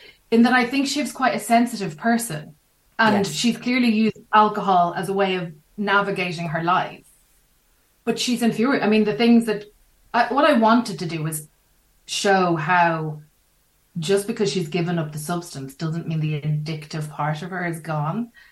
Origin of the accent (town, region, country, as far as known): Ireland